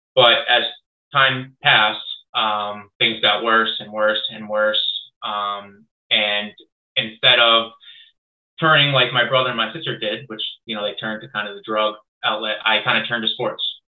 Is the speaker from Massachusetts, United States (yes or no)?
yes; Longmeadow, Massachusetts, United States; I grew up in Long Meadow, Mass, which is a very uh, well off town.